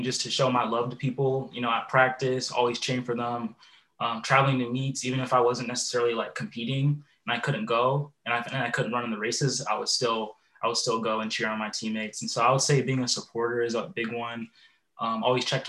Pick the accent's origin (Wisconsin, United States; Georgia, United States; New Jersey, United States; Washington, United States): Washington, United States; Puyallup; also born or lived in Phoenix, Arizona / Bellingham, Washington; I grew up in the Puyallup, Tacoma area and attended Puyallup High School